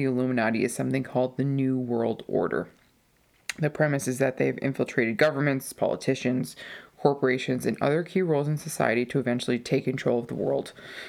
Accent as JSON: {"language": "English", "country": "United States", "said": "I'm just American."}